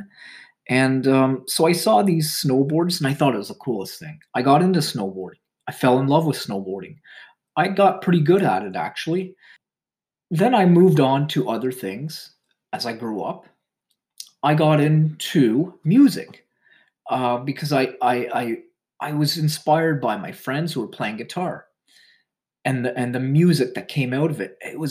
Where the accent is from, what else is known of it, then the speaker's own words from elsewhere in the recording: Ontario, Canada; I was born in Ontario, Canada, and I currently reside here.